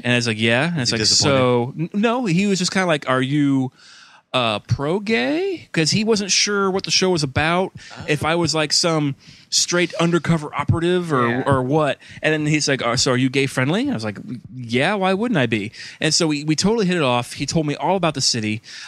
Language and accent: English; Columbus, Ohio, United States; he said, where are you from? I said, Columbus, Ohio.